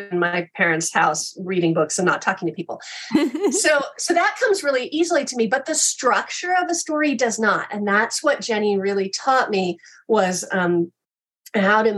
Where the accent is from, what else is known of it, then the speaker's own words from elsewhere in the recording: Kansas, United States; I grew up in Kansas